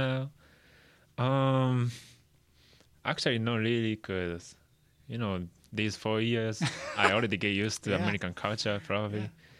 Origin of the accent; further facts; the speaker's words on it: Chiba, Japan; English is a second language; moved away as an adult; now in United States; I'm from Tokyo. I mean, actually, I'm from Chiba. It's like 30 minutes away from Tokyo. Yeah, but we have ocean, beach, and we also have a good food.